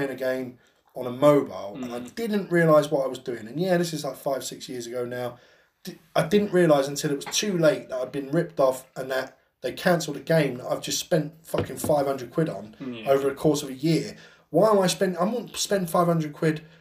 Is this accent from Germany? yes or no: no; United Kingdom; being English or British